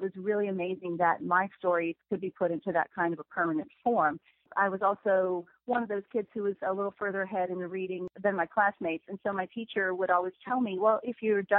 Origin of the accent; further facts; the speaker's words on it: Cincinnati, Ohio, United States; moved away as an adult; also born or lived in Florida / Alabama; now in Texas, United States; I grew up in Cincinnati, Ohio, lived there until I was out of college